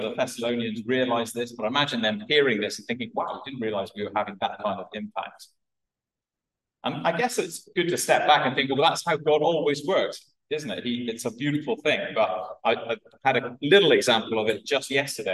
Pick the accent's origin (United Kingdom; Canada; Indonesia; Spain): United Kingdom; Wales; I'm a Welsh Welshman